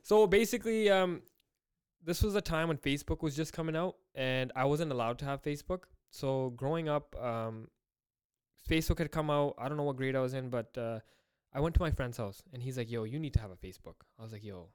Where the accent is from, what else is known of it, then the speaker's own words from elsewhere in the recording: Surrey, British Columbia, Canada; I grew up in Surrey born and raised